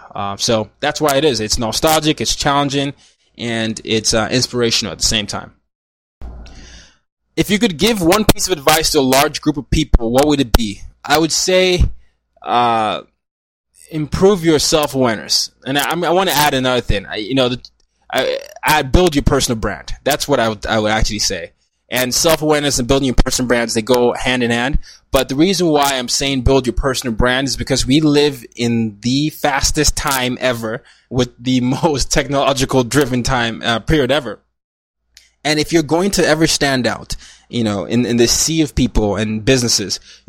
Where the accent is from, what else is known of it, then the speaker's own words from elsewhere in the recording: Lagos, Nigeria; now in New York City, United States; it reminds me of my hometown, Lagos, Nigeria, where it's very crowded, it's busy, there's even some dirt all over the place